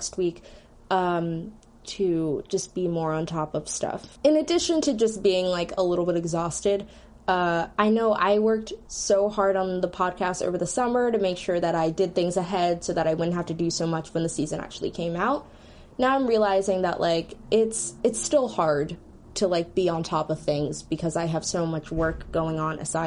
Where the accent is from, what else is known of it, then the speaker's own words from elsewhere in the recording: Philadelphia, Pennsylvania, United States; I'm also from Philly